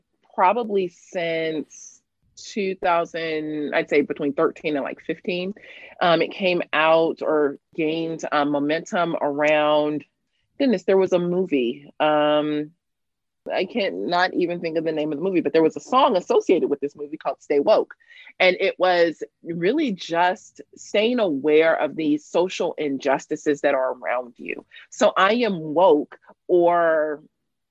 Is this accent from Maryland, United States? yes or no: no; Los Angeles, California, United States; also born or lived in Cape Town, South Africa; I am born and raised in Los Angeles, California. I spent the first 15, 16 years of my life in South Central Los Angeles